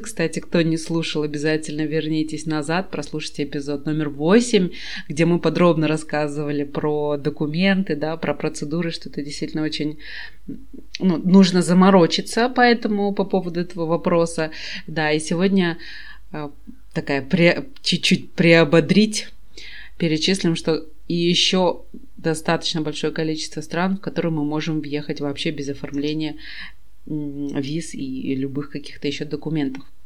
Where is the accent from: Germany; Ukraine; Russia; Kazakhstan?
Kazakhstan; я из Казахстана, и мне не нужна виза совсем